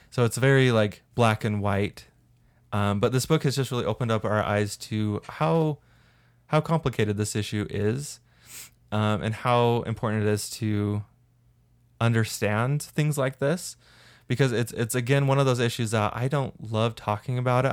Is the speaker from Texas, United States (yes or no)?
no; St. George, Utah, United States; I grew up in Saint George, which has a lot of cockroaches